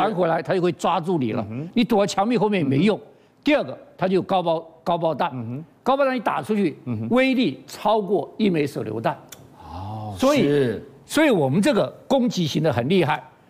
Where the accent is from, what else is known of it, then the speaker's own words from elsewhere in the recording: Taiwan; 这是猎风者卫星，猎风者卫星是我们台湾人的骄傲